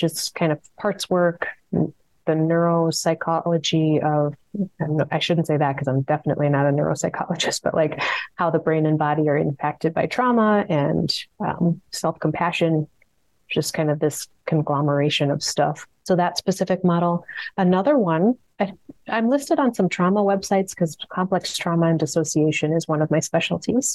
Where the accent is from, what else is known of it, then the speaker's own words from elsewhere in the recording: Minneapolis, Minnesota, United States; I'm from South Minneapolis, born and raised